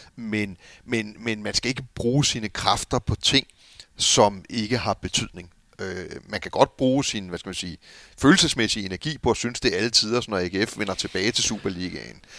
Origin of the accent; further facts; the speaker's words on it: Copenhagen, Capital Region of Denmark, Denmark; jeg er jo københavner eller amerikaner